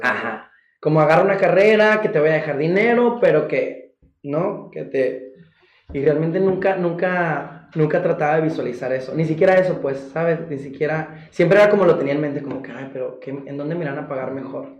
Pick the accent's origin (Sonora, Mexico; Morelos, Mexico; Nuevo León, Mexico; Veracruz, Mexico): Sonora, Mexico; Golfo de Santa Clara; also born or lived in San Luis Río Colorado; soy eh, originario del Golfo de Santa Clara, Sonora, México, orgullosamente, mi pueblo pesquero